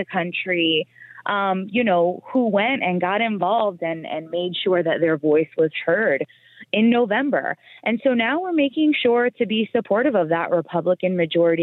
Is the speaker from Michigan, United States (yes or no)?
no; Miami, Florida, United States; I'm a Florida girl. I'm from South Florida, born and raised in Miami